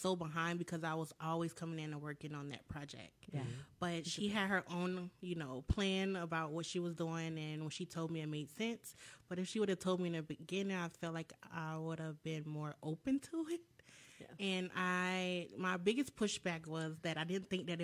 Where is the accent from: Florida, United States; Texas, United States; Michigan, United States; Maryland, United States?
Florida, United States; Jacksonville; now in Orlando, United States; I'm from Jacksonville, Florida, originally.